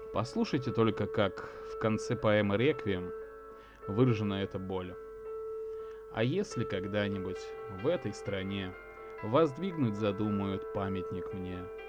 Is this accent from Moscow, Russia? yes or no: no; Saint Petersburg, Russia; о моем родном городе, о г-, о Санкт-Петербурге. Хоть я и родился в тот период, когда город имел другое название